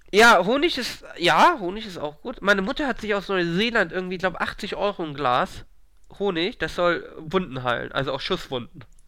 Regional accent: Hamburg, Germany; Ich bin aus Hamburg

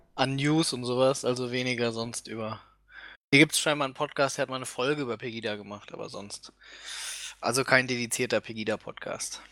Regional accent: Germany

